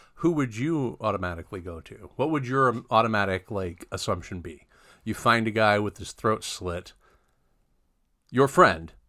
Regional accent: Mid-Atlantic, United States; I'm from the Mid-Atlantic

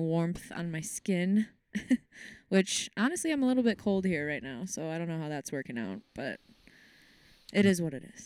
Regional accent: Racine, Wisconsin, United States; moved away as an adult; also born or lived in Kenosha, Wisconsin; I was born in Racine, Wisconsin, the lovely Racine, Wisconsin.

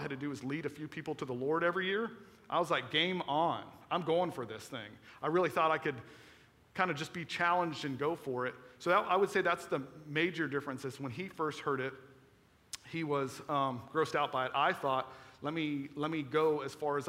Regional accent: Florida, United States; moved away; I was from Florida

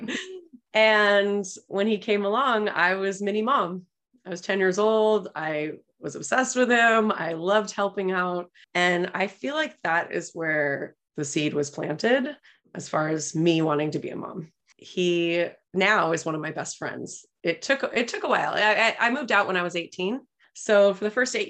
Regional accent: Los Angeles, California, United States; I grew up in Los Angeles

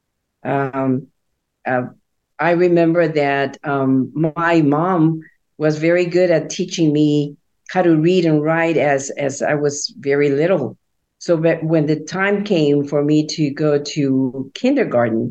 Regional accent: Guatemala City, Guatemala Department, Guatemala; moved away; I was born in Guatemala City in Central America to Christian parents. My father was a pastor of a Baptist church. And so I grew up attending church all the time.

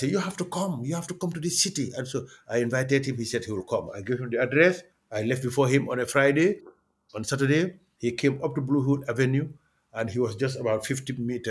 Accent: Gambia; moved away; also born or lived in United States

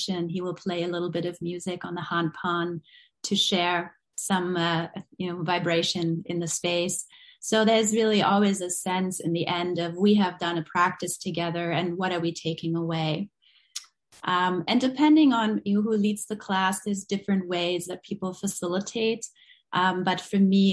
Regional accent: Berlin, Germany; moved away; I grew up in West Berlin. I grew up with a lot of division and separation

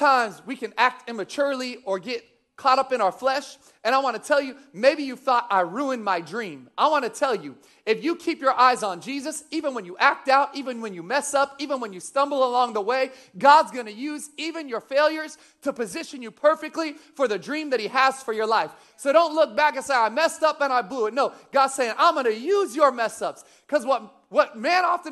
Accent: Sacramento, California, United States; also born or lived in Missouri; I grew up here in Sacramento. I actually grew up off of Calvine Road, Vintage Park.

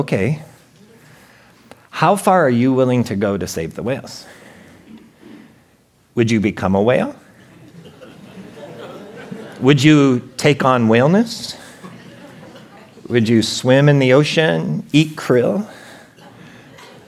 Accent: Portland, Oregon, United States; I'm from Portland, Oregon

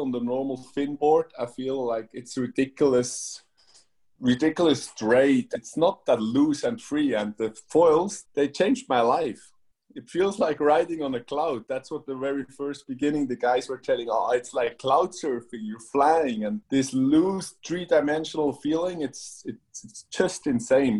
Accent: Switzerland; I'm born and raised in Switzerland

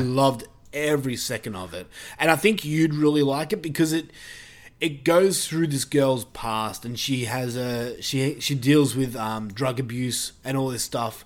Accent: Australia; accent: Australian; my Australian accent

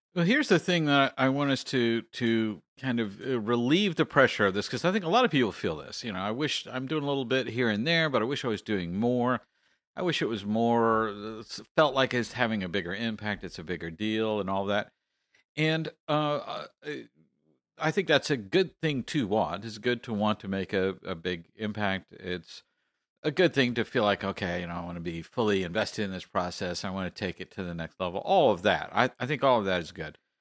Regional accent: Texas, United States; I am from Texas

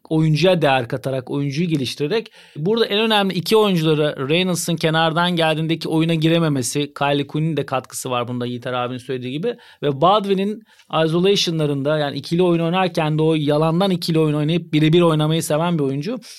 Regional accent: Turkey; bir Türk olarak

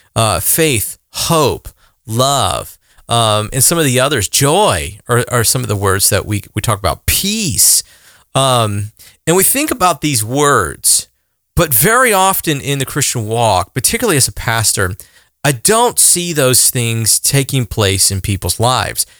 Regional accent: the South, United States; I'm a guy from the South

